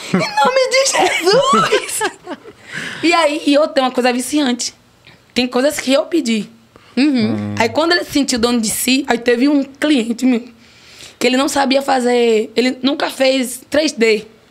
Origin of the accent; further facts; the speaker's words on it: Piripiri, Piauí, Brazil; eu nasci lá em Piripiri